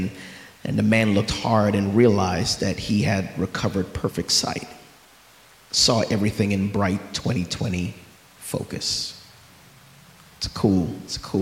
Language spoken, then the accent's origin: English; New York, United States; I'm from New York.